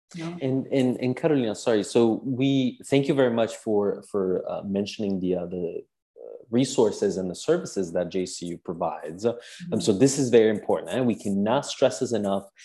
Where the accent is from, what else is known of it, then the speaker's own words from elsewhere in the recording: Palermo, Sicily, Italy; I'm from Palermo